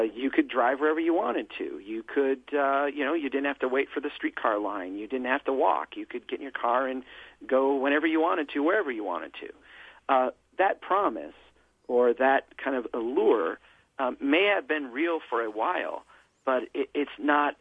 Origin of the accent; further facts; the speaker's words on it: Brainerd, Minnesota, United States; here in my hometown